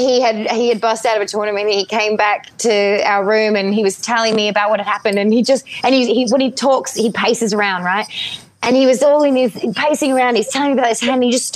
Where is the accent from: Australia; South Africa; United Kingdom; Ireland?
Ireland; born there; My Irish background, like I was born in Ireland and I look very Irish.